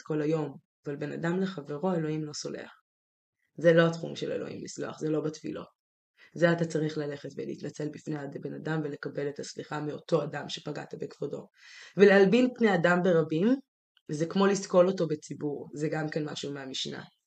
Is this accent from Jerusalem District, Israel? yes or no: yes; Jerusalem, Jerusalem District, Israel; moved away as an adult; ירושלים, זה המקום ש, שגדלתי בו, כי הייתי בו כל עשרים ושלוש השנים הראשונות של חיי בעצם